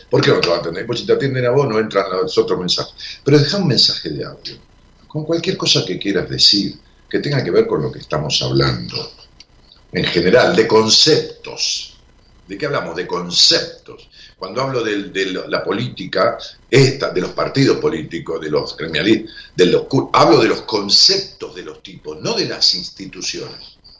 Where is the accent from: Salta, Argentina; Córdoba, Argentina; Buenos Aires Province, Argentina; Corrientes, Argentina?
Buenos Aires Province, Argentina; Ramos Mejía; moved away; mi pueblo natal, a Ramos Mejía